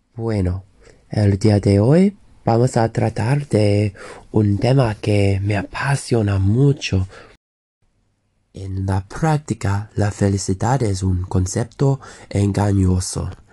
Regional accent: England, United Kingdom; soy de Inglaterra

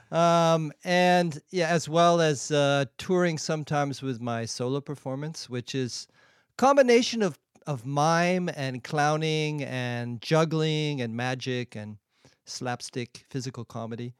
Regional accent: San Diego, California, United States; moved away as an adult; also born or lived in Europe; now in Shanghai, China; I grew up in San Diego

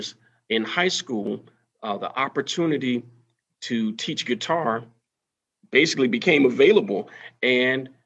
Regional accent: Florida, United States; moved away as an adult; now in Georgia, United States; I've taught the majority of the time here in the state of Georgia, but I'm originally from Florida

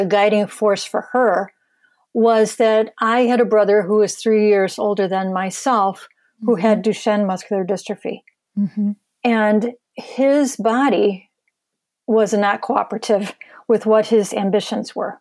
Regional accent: Michigan, United States; I'm born and raised in Michigan and have lived here my whole life.

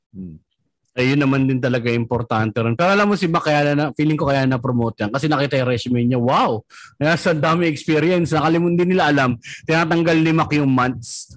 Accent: Manila, Metro Manila, Philippines; taga Tondo ako

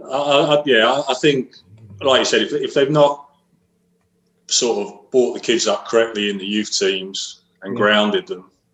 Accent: Chelmsford, East of England, United Kingdom; I was from Chelmsford originally

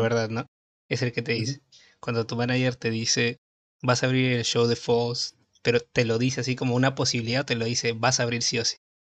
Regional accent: Peru; yo soy de Perú

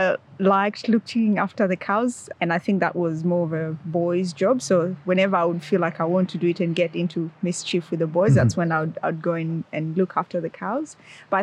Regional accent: Nakuru, Nakuru County, Kenya; moved away as an adult; also born or lived in Melbourne, Australia; now in Launceston, Australia; I'm originally from Kenya, so that's sort of East Africa. I grew up in a town called Nakuru, which is 2 hours' drive from the capital, Nairobi.

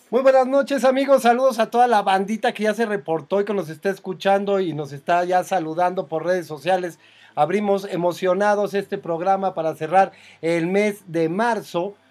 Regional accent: Mexico; yo soy muy mexicano

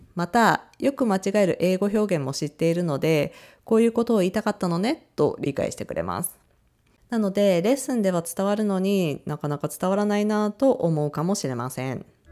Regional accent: Japan; 日本人 の私

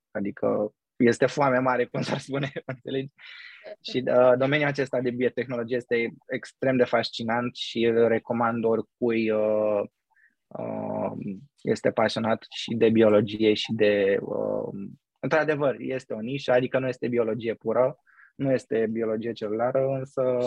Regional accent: Romania; moved away as an adult; now in New York, United States; când stăteam acasă în România

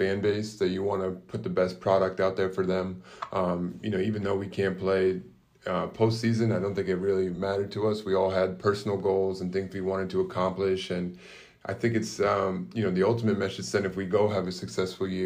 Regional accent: Storrs, Connecticut, United States; growing up, I grew up right in Storrs.

